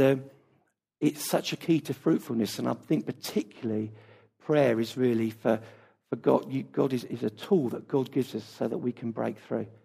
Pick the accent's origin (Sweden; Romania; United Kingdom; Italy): United Kingdom; our culture as British people